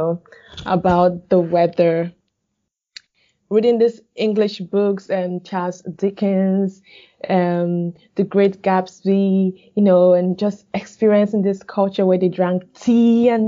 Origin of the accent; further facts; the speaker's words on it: Northern Nigeria, Nigeria; moved away as an adult; now in Normal, United States; So I was born in the northern part of Nigeria, though my parents are from the eastern part of Nigeria, which makes me from the eastern part of Nigeria. But I grew up in the northern part of Nigeria